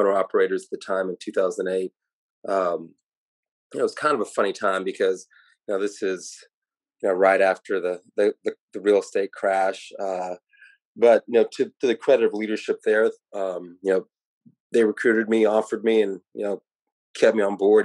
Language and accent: English; Irving, Texas, United States; I grew up in Dallas, Texas, specifically Irving, Texas, went to Irving MacArthur